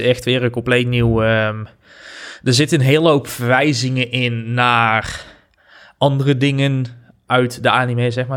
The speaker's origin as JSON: {"language": "Dutch", "country": "Netherlands", "said": "wij als Nederlanders"}